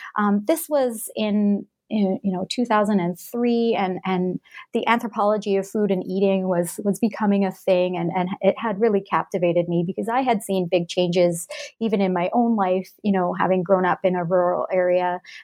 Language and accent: English; Alberta, Canada; also born or lived in Edmonton, Canada; So I'm Canadian. I grew up, I was born and grew up in Western Canada, in Alberta. I grew up in a small town in that province and later on moved to the city of Edmonton. That's the capital of Alberta.